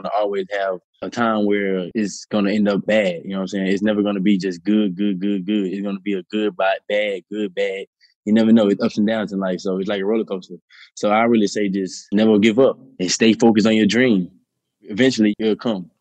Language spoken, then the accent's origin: English; New Orleans, Louisiana, United States; I'm from New Orleans